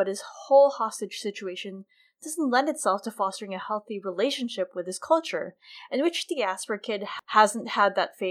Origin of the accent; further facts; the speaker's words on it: United States; I'm Filipina American